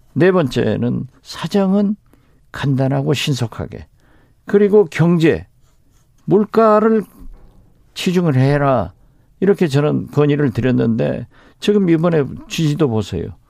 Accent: Jindo, South Jeolla, South Korea; moved away; 저희 고향 진도에서 자고

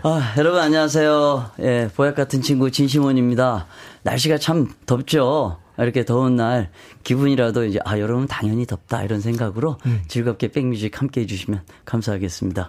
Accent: Jeju, South Korea; 제가 고향이 제주도 아니에요

